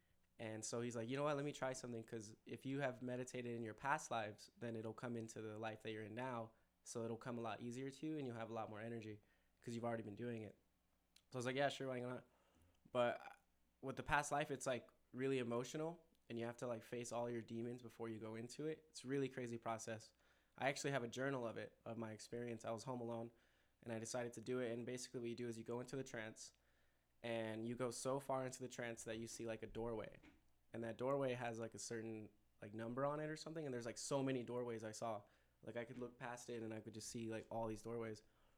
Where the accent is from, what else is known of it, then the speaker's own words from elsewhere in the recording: California, United States; born there; also born or lived in Connecticut / North Carolina / Denver; now in El Paso, United States; I was born in California, and then I went to like Connecticut, and then North Carolina, and then Denver, and then came here